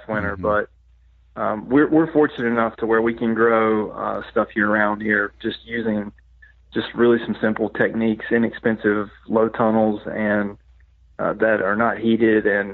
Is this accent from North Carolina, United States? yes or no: yes; Western North Carolina, United States; moved away as an adult; now in Middle Tennessee, United States; I grew up, I grew up over in Western North Carolina, and now, of course, I live in Middle Tennessee